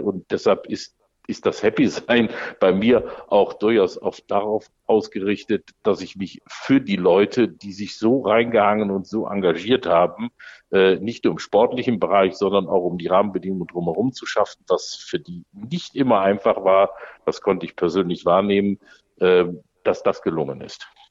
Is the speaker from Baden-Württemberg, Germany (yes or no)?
no; Düsseldorf, North Rhine-Westphalia, Germany; als Düsseldorfer